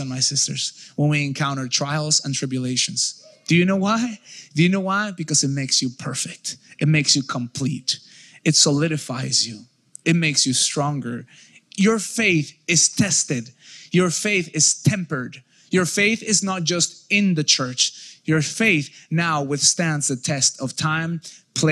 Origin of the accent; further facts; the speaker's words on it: United States; I know I'm Mexican, but I am American. I come from America